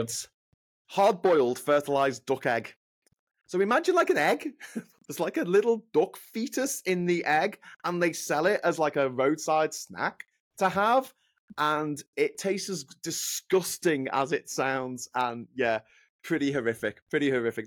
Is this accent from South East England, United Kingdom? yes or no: no; Liverpool, North West England, United Kingdom; accent: Scouse; my hometown of Liverpool